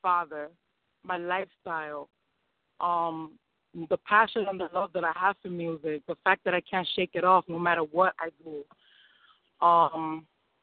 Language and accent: English; New York City, New York, United States; also born or lived in Bronx; I'm Puerto Rican and Dominican, and I was born in New York City